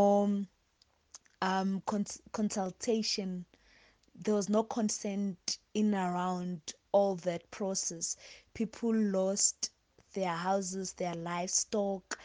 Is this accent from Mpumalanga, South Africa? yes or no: yes; Emalahleni, Mpumalanga, South Africa; I am an activist from Mpumalanga in Emalahleni